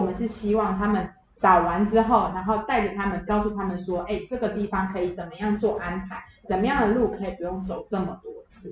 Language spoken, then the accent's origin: Chinese; Taiwan; 因为我们是台湾人嘛